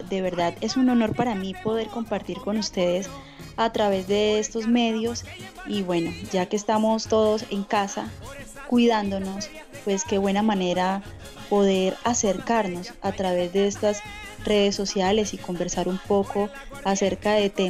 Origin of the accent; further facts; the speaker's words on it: Cúcuta, Norte de Santander, Colombia; Yo soy de Cúcuta, norte de Santander, eh, Cúcuta es la frontera, está en la frontera, somos vecinos de Venezuela